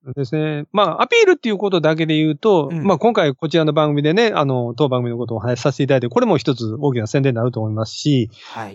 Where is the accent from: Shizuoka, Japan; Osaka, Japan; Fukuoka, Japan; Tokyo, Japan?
Osaka, Japan; 私大阪の、大阪生まれの大阪育ち